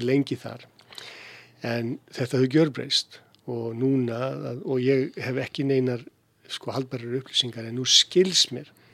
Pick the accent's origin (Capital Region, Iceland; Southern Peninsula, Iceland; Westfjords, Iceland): Southern Peninsula, Iceland; Keflavík; ég fættur alveg uppalinn í Keflæk